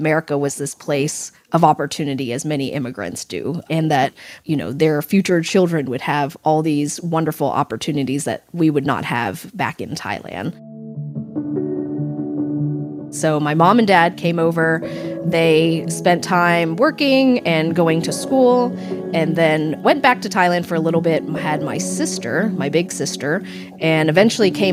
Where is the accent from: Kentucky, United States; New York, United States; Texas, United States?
Kentucky, United States; Frankfort; also born or lived in Lexington, Kentucky; I was born in Lexington. I grew up in Frankfurt, the capital, which is about half an hour away